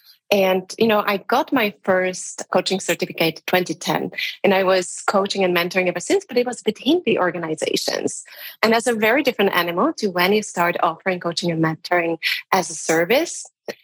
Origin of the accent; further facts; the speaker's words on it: Slovakia; now in Prague, Czech Republic; So I'm currently based in Prague. I come from Slovakia originally